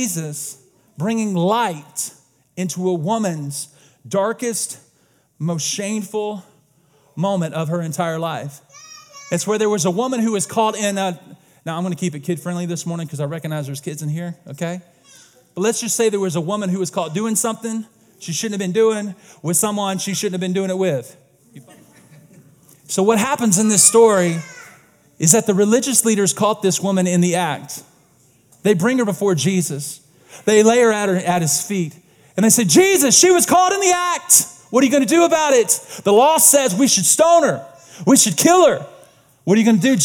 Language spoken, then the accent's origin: English; the South, United States; I was born and raised in the South, and everybody in the South is Christians